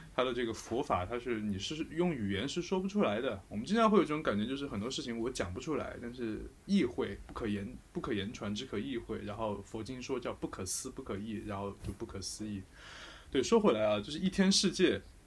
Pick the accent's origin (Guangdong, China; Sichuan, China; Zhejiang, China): Sichuan, China; accent: Sichuanese; 四川话有很多这种